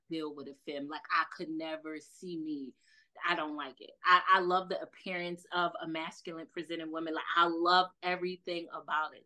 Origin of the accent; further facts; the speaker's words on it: New York City, New York, United States; accent: New York; I'm from Brooklyn, East New York.